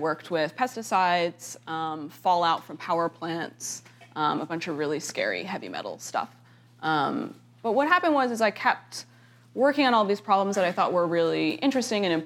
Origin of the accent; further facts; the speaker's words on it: Canada; moved away as an adult; now in United States; I am Canadian